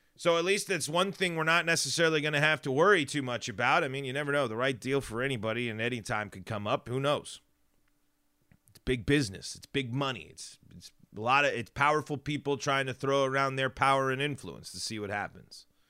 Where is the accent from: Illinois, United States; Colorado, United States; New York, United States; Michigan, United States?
Colorado, United States; Denver; moved away; I don't get to go back to Denver nearly as much as I'd like to.